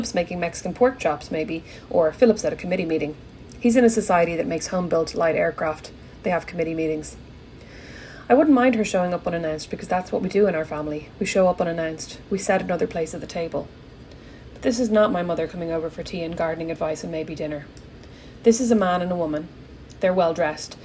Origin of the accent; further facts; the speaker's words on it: Ireland; I'm Irish